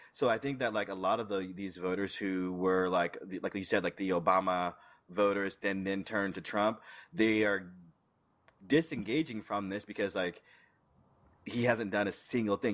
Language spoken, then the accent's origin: English; St. Petersburg, Florida, United States; I just in my home state, in my home city, St. Pete